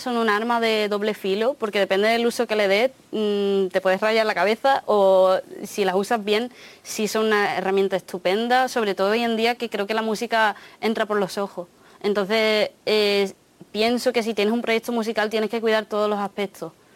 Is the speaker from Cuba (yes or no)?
no; Huelva, Andalusia, Spain; Spanish is a second language; also born or lived in Japan / England; Cuando llegué a España no hablaba, bueno, claro, no conocía el idioma. Y no me acuerdo cómo lo aprendí porque era súper pequeña